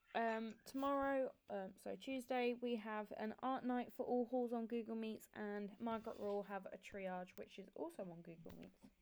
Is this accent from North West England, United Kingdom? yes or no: no; Kent, South East England, United Kingdom; I'm from Kent